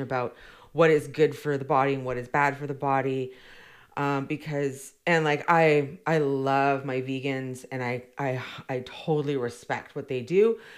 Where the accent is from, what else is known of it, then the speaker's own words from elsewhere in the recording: Victoria, British Columbia, Canada; I grew up born and raised in Victoria